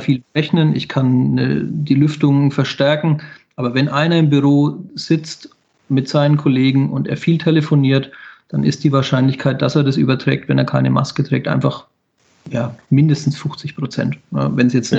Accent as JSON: {"language": "German", "region": "Bavaria", "country": "Germany", "said": "bei uns in Bayern"}